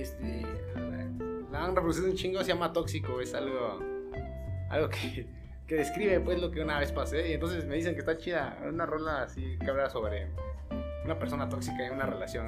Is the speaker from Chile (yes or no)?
no; Puebla, Mexico; somos de Cuapa